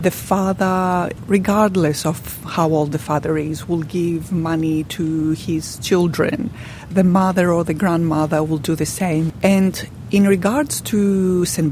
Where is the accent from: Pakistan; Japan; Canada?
Pakistan; now in Australia; I'm from Pakistan originally.